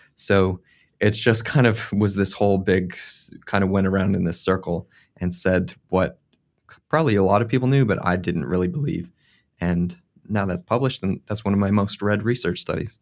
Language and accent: English; Eastern United States, United States; moved away as an adult; now in New Zealand; where I grew up on the Eastern U S